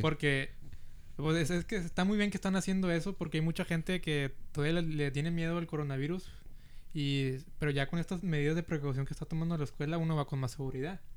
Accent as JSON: {"language": "Spanish", "town": "Brownsville", "region": "Texas", "country": "United States", "tie": "born or raised there", "also_born_or_lived": "Monterrey, Mexico", "first_language": "Spanish", "said": "ya me vine aquí al valle y pues crecí aquí en los últimos 15 años"}